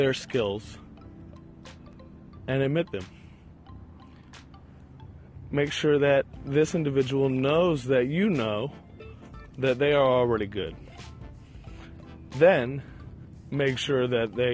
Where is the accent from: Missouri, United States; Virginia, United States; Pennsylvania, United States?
Virginia, United States; Richmond; I am walking around a park right now in beautiful Richmond, Virginia, my hometown